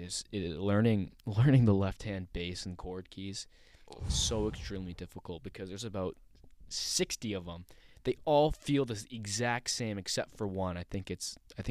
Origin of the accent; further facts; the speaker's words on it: Sterling, United States; I'm going to miss Sterling. I'm going to miss my hometown.